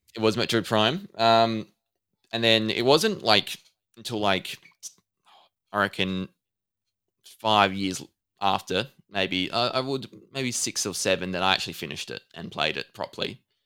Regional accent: Adelaide, South Australia, Australia; I'm from Adelaide, so I'm not too far away from you.

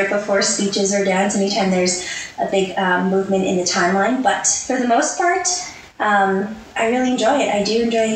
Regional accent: Edmonton, Alberta, Canada; I'm from Edmonton, Alberta, born and raised, Northside girl my whole life.

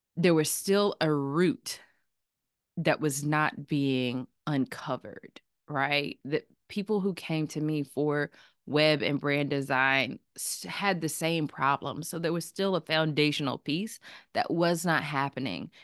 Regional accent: Chapel Hill, North Carolina, United States; I am a North Carolina native. I'm from Chapel Hill, North Carolina

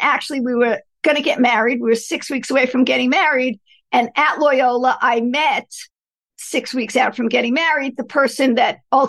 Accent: Elmont, New York, United States; I grew up on Long Island in a small town called Elmont

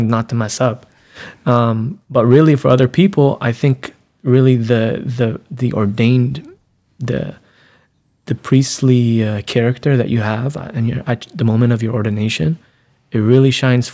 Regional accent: San Diego, California, United States; I'm originally from San Diego, California. I was born and raised there.

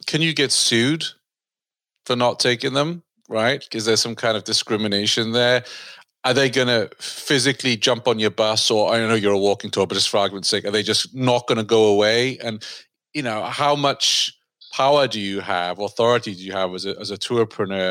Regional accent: United Kingdom; as a Brit

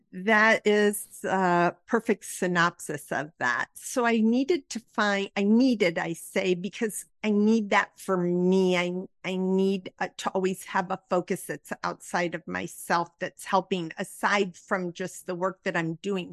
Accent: Midwest, United States; I was raised in the Midwest in a conservative area

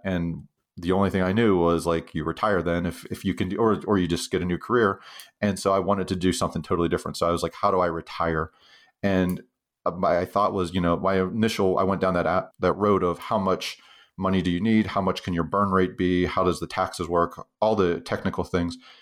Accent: Western Pennsylvania, United States; moved away as an adult; now in Utah, United States; I grew up actually in Western Pennsylvania, uh, in a little kind of depressed steel town

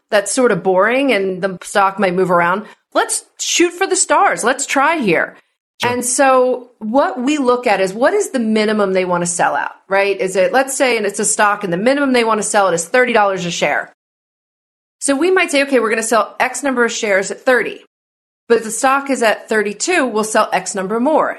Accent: New Jersey, United States; now in California, United States; I'm from New Jersey and I live in mm-hmm. California.

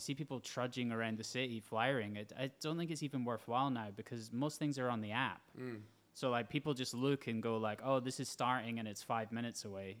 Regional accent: Edinburgh, Scotland, United Kingdom; growing up in Edinburgh

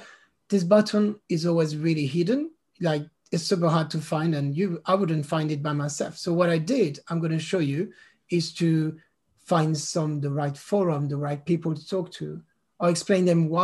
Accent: France; first language French; English is a second language; moved away as an adult; now in London, United Kingdom; I'm a Londoner for the past 17 years, and I'm French, but based in London

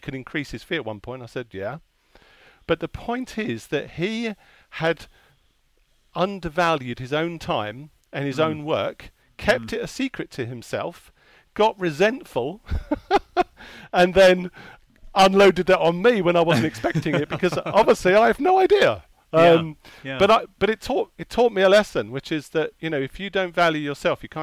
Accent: Hertfordshire, East of England, United Kingdom; also born or lived in Enfield, London; I was born in North London, in Enfield. I grew up in Hertfordshire.

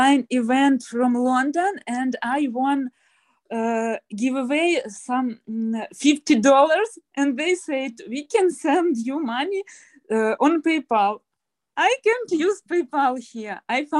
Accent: Crimea, Ukraine; moved away; I was born in Crimea, and 7 years ago I went from this place, and now I came to my parents

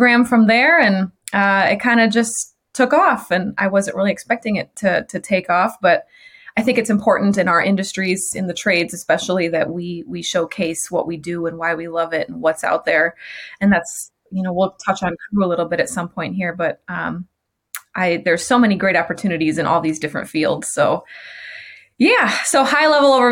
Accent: Michigan, United States; moved away as an adult; also born or lived in Chicagoland; I moved on a whim from Michigan, where I grew up, to Chicagoland

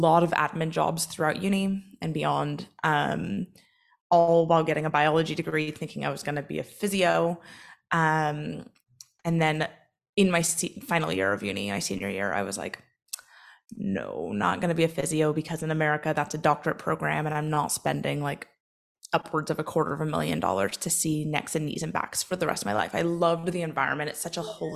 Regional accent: Oregon, United States; moved away as an adult; now in Northern Ireland, United Kingdom; I am originally from Oregon. I live in Northern Ireland now for about 5.5 years.

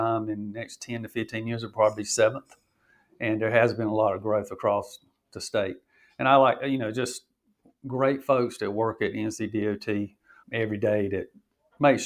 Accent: Kenly, North Carolina, United States; born and raised in Johnston County, you can probably tell

